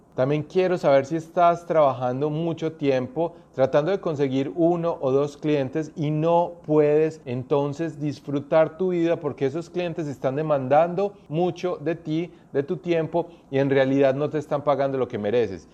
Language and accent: Spanish; Colombia; moved away as an adult; now in New Zealand; Yo soy colombiano, pero estoy viviendo hace más de 8 años aquí en Nueva Zelanda